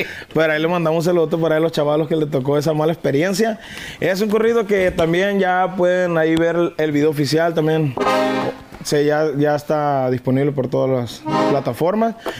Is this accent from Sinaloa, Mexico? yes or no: yes; Guamúchil, Sinaloa, Mexico; also born or lived in La Trinidad, Guasave, Sinaloa; now in Culiacán, Mexico; Originario soy de la Trinidad Guasave, Sinaloa. Toda mi vida la viví en Guamuchil. Tengo cuatro años viviendo en Culiacán.